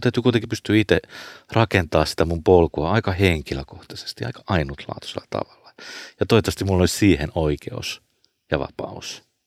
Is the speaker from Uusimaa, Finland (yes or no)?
yes; Porvoo, Uusimaa, Finland